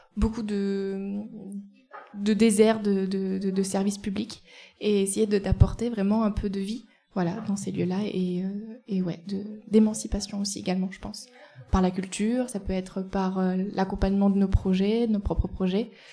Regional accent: Eyrieux valley, Ardèche, Auvergne-Rhône-Alpes, France; also born or lived in Nantes; je viens de la vallée de l'Erieux

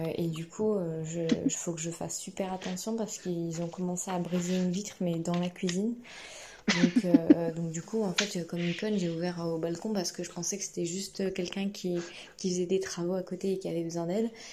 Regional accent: Burgundy, Bourgogne-Franche-Comté, France; moved away; also born or lived in Paris region; Je dis bah, De Bourgogne

